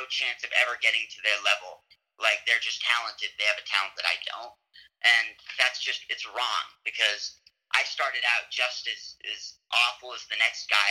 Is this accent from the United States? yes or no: yes; San Diego, California, United States; moved away; I'm from San Diego